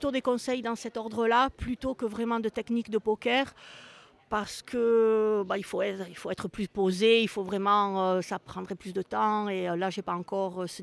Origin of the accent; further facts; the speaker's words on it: France; moved away; ça fait quand même très longtemps que je suis partie de la France